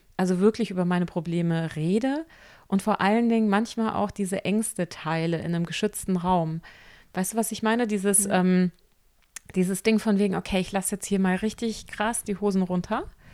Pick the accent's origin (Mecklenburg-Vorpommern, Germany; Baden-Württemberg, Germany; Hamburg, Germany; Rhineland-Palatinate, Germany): Rhineland-Palatinate, Germany; Rheinhessen; bei uns in Rheinhessen